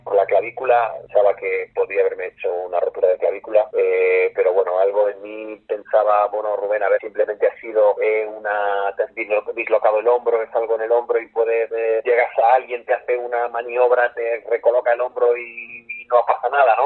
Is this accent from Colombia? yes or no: no; Requena, Valencian Community, Spain; soy de Requena.